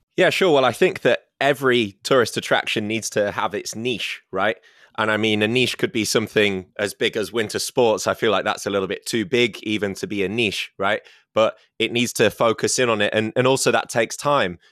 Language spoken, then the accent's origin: English; Scarborough, Yorkshire and the Humber, United Kingdom; Scarborough, my hometown